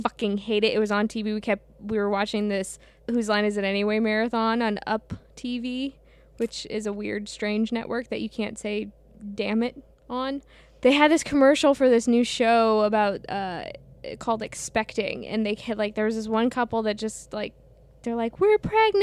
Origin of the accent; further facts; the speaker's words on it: St. Louis, Missouri, United States; I grew up in the Midwest.